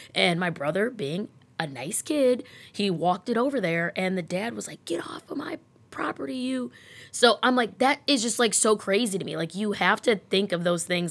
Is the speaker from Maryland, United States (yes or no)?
no; Rocky River, Ohio, United States; also born or lived in Lakewood, Ohio; I am born and raised in Rocky River.